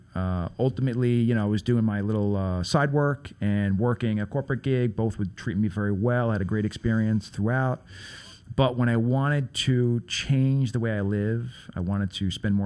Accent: New York City, New York, United States; We grew up on Prospect Avenue.

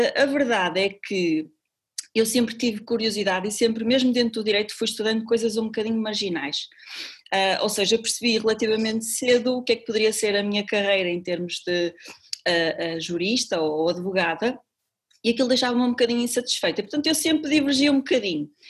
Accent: Paredes, Norte, Portugal; now in Porto, Portugal; eu cresci com os meus avós e quando eu cheguei ao Porto com 18 anos, eu sou de Paredes, é uma cidadezinha eh, a, a, a 35 km aqui do Porto

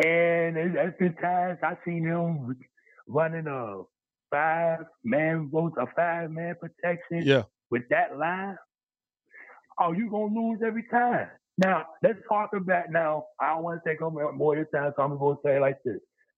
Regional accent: Chicago, Illinois, United States; now in Peoria, United States; I know I got an 813 number. I'm calling out of Peoria. I'm born and raised in Chicago.

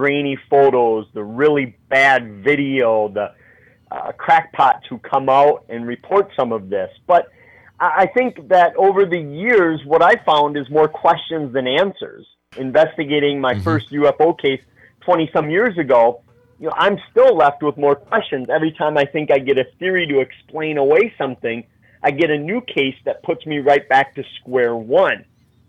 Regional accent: Wisconsin, United States; my home state of Wisconsin

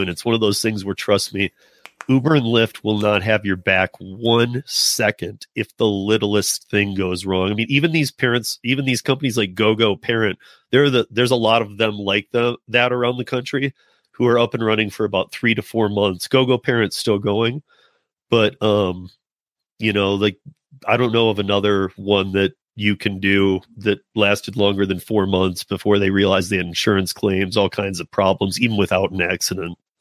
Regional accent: Michigan, United States; moved away; I'm originally from Michigan. I've been out here for, like, twenty-some years

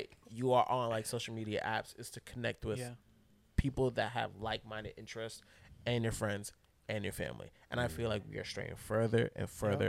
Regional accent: South Florida, United States; I'm South Florida to the death of me.

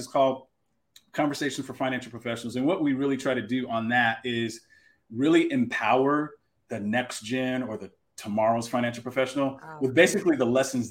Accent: Texas, United States; That's my home state

